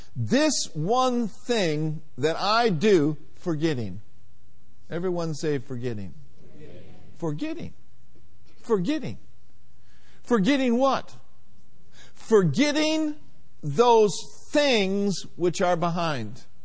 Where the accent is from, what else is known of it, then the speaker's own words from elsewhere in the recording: Minneapolis, Minnesota, United States; growing up in Minneapolis, Minnesota